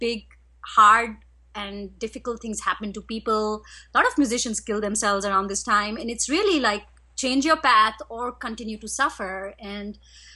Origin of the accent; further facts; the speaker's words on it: India; I was raised in India